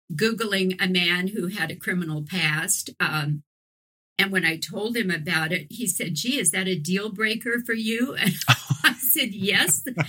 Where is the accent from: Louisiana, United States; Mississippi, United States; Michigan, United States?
Louisiana, United States; New Orleans; moved away as an adult; also born or lived in San Francisco Bay Area; when I was living in New Orleans, which is my hometown